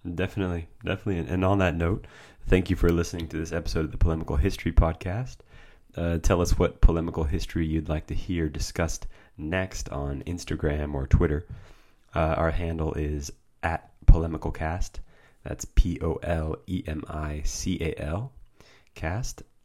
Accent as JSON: {"language": "English", "country": "United States", "said": "I am American"}